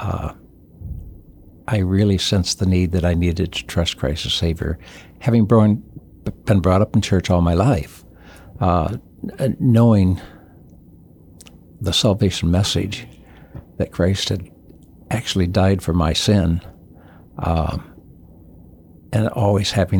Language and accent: English; St. Johns, Michigan, United States; moved away as an adult; also born or lived in Chuuk; Born in basically St. John's, Michigan, which is just north of Lansing, Michigan.